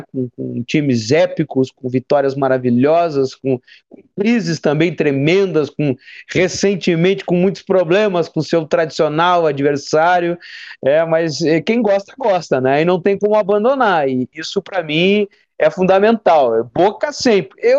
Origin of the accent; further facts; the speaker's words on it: Cachoeira do Sul, Rio Grande do Sul, Brazil; also born or lived in Canoas / Santa Maria; eu passei por Canoas, passei por Santa Maria, mas boa parte da minha infância e adolescência foi na minha cidade natal, foi, foi Cachoeiro do Sul.